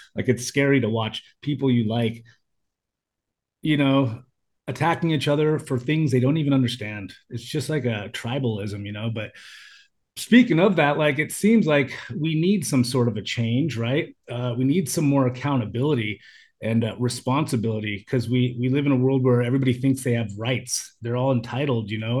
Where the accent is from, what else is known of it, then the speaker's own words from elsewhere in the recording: United States; moved away as an adult; now in Thailand; when I was young, being an American